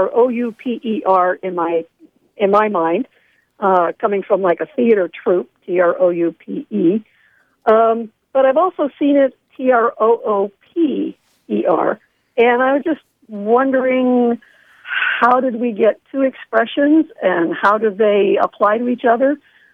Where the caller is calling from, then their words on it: Sharon, Pennsylvania, United States; Calling from Sharon, Pennsylvania, Penn State Shenango, where I teach theater.